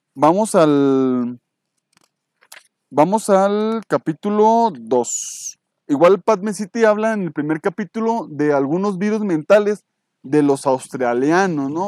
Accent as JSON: {"language": "Spanish", "country": "Mexico", "said": "yo soy mexicano"}